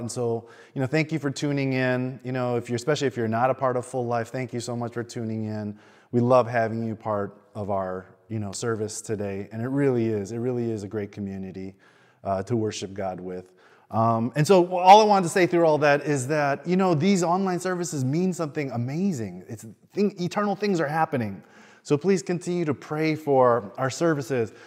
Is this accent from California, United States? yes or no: no; Chicago, Illinois, United States; now in Sydney, Australia; I grew up in Chicago